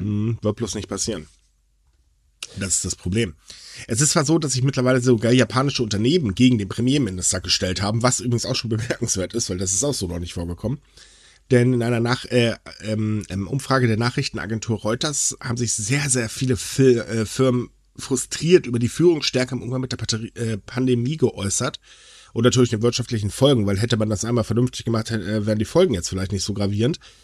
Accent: Northern Germany, Germany; now in North Rhine-Westphalia, Germany; ich bin Norddeutscher

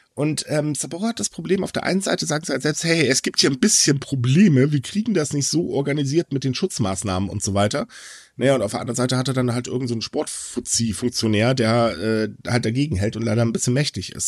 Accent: Hamburg, Germany; als Hamburger, äh, als Norddeutscher

